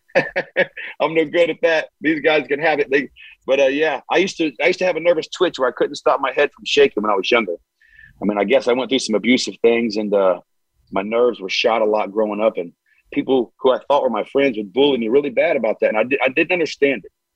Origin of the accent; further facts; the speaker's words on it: Hamilton, Ohio, United States; I'm from complete different town than he's from. I'm from Hamilton